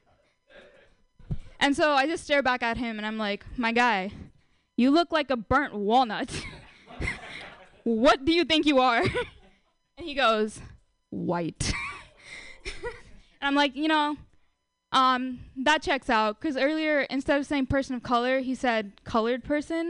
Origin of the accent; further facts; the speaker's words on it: India; now in United States; I'm Indian